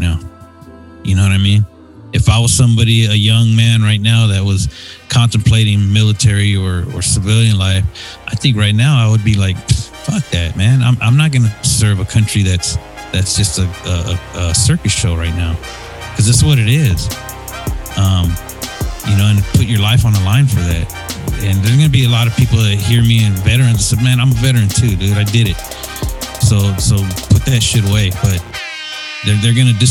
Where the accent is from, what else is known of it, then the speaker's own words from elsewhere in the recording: United States; as a veteran and as an American